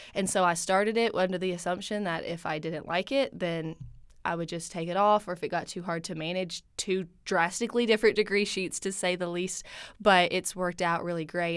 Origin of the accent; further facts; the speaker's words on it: Milton, Tennessee, United States; moved away as an adult; now in Stillwater, United States; I'm originally from Milton, Tennessee